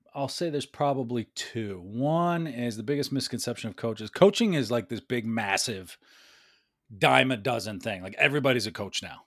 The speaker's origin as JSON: {"language": "English", "town": "New York City", "region": "New York", "country": "United States", "tie": "born or raised there", "also_born_or_lived": "Westchester County / Washington, D.C.", "said": "I was born in the Bronx, uh, lived there for a, a bit. We moved out of the city"}